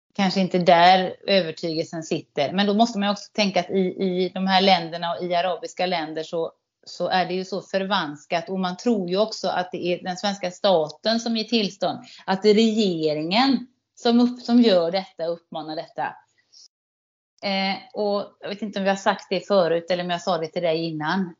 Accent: Sweden; som svensk

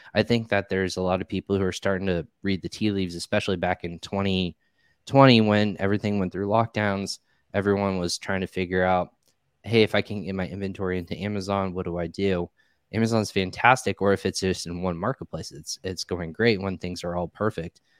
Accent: Indiana, United States; moved away as an adult; also born or lived in Richmond, Virginia; I grew up in the Midwest here in Indiana. I'm actually back here now

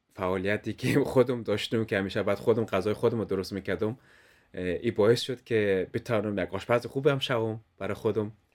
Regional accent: Afghanistan; also born or lived in Denmark; now in Kolding, Denmark; ما افغان ها که در دنمارک زندگی میکنیم

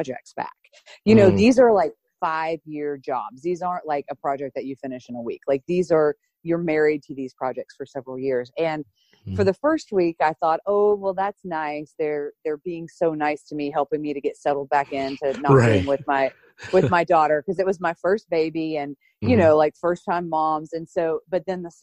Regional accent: Chattanooga, Tennessee, United States; also born or lived in Florida / suburbs of Philadelphia; My family moved us up from Florida to Tennessee when I was young, and I grew up here in Chattanooga, Tennessee

